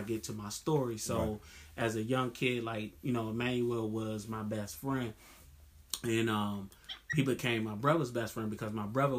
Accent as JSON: {"language": "English", "town": "Washington", "region": "District of Columbia", "country": "United States", "tie": "born or raised there", "said": "growing up in Southeast"}